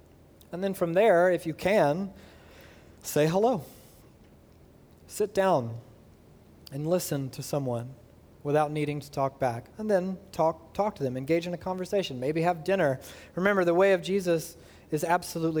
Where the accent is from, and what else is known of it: United States